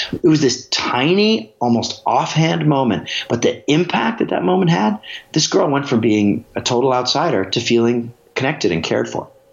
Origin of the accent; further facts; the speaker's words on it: Alaska, United States; Growing up in Alaska